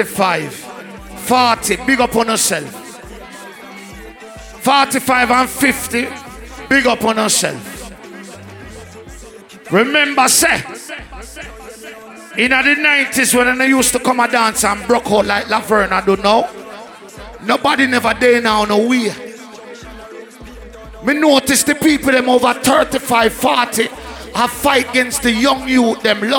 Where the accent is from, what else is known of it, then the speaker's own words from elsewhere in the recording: Spanish Town, Saint Catherine, Jamaica; But me as a youth, I come from Spanish Town.